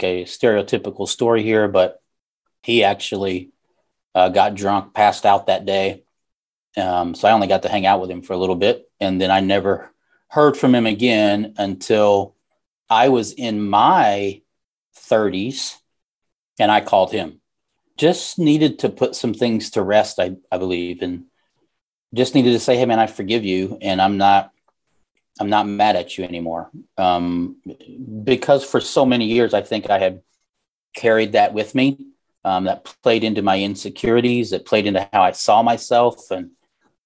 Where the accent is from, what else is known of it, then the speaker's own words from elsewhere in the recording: Southern Missouri, United States; also born or lived in Oregon; I was raised in Southern Missouri, born in Oregon